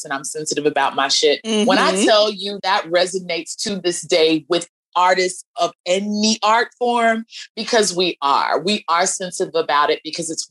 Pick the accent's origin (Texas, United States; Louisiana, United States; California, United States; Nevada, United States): Texas, United States; Dallas; moved away; I'm from Dallas, Texas originally.